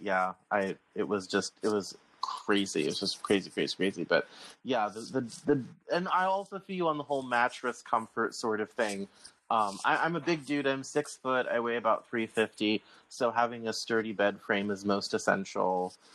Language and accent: English; Colorado, United States; I'm from Colorado